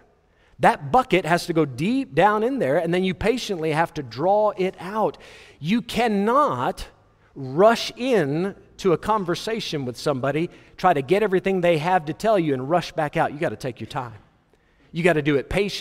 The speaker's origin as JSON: {"language": "English", "town": "Fort Worth", "region": "Texas", "country": "United States", "tie": "born or raised there", "said": "Where I grew up in Fort Worth, we had something called the Log Cabin Village."}